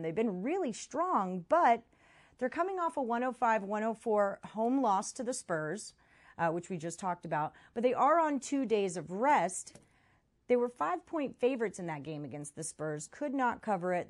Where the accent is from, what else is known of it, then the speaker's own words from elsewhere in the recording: Houston, Texas, United States; I'm from Houston